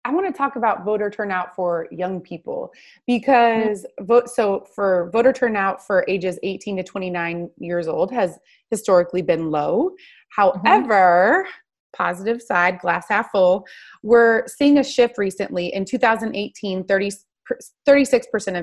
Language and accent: English; Oregon, United States; I'm from Oregon